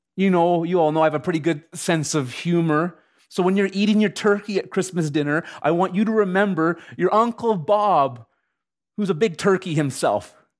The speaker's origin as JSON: {"language": "English", "country": "Canada", "said": "as a Canadian citizen"}